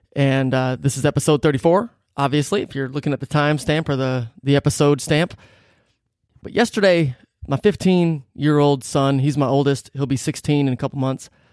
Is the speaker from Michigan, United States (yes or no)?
yes; Detroit, Michigan, United States; growing up in Metro Detroit